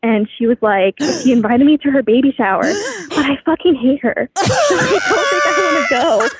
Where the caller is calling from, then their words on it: Southern Indiana, United States; I'm calling from Southern Indiana.